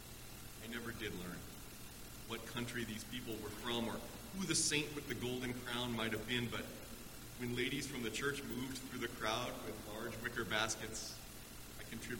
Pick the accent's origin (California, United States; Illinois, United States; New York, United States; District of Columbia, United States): Illinois, United States; Chicago; my hometown of Chicago